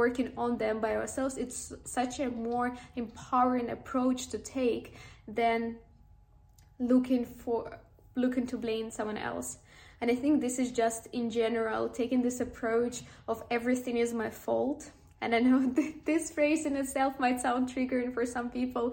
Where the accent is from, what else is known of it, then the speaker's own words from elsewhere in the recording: Ukraine; I am from Ukraine